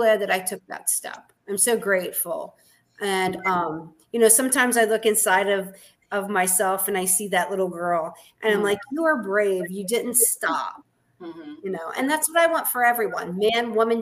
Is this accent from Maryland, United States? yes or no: yes; Baltimore, Maryland, United States; moved away as an adult; now in Gettysburg, United States; I'm actually from Baltimore City.